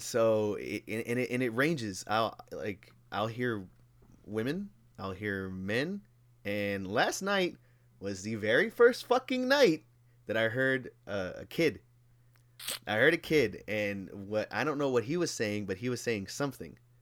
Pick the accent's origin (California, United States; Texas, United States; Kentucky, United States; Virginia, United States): Texas, United States; Houston; born and raised in Houston